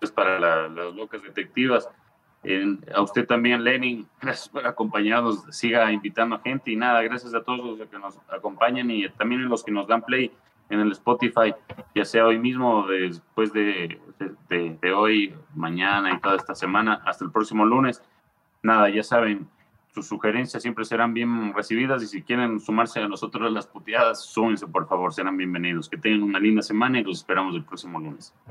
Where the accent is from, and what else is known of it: Ecuador